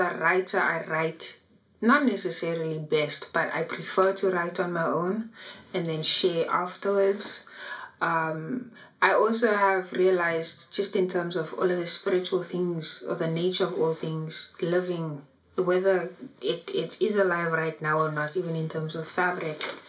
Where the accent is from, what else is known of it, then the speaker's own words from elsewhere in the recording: Johannesburg, Gauteng, South Africa; so I am from Annadel